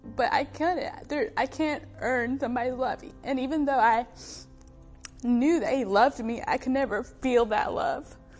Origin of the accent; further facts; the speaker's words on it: Fort Lawn, South Carolina, United States; I was born and brought up in a really small town in South Carolina called Fort Lawn